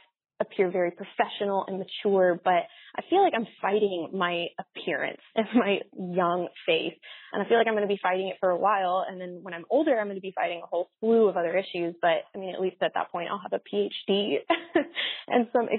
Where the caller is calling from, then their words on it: Waco, Texas, United States; I'm calling from Waco, Texas. I'm a senior at a small Baptist university here in the South